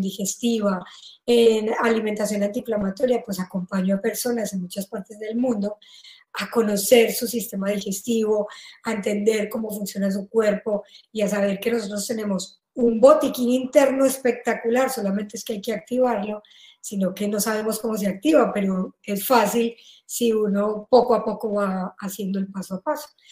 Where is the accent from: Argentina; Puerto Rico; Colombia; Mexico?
Colombia; moved away as an adult; now in Spain; Yo soy colombiana y me vine a vivir a me, a, a España